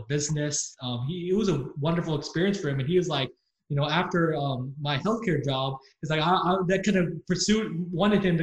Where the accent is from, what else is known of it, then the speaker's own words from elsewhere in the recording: San Antonio, Texas, United States; also born or lived in Austin; I went to Austin for school, but I was born and raised in San Antonio. And I lived there my entire life